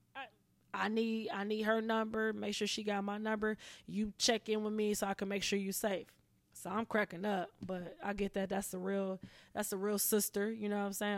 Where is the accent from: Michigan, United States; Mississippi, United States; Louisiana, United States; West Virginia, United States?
Michigan, United States; Pontiac; now in Los Angeles, United States; I'm originally from Pontiac